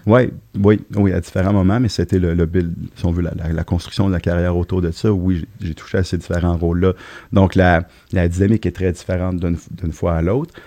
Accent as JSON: {"language": "French", "town": "Lévis", "region": "Quebec", "country": "Canada", "tie": "born or raised there", "also_born_or_lived": "Trois-Rivières", "said": "Lévis, Saint-Jacques-Chrysostome, pour être plus précis"}